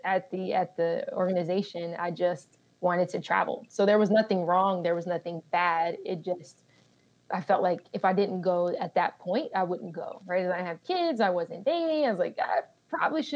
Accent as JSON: {"language": "English", "town": "Colorado Springs", "region": "Colorado", "country": "United States", "tie": "born or raised there", "also_born_or_lived": "Germany", "said": "I was born in Germany, but we went to Colorado Springs afterwards. So I actually grew up in Colorado Springs"}